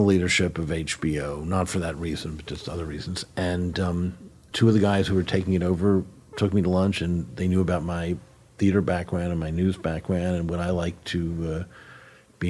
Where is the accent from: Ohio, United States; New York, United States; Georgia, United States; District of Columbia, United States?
District of Columbia, United States; Washington; I grew up in Washington.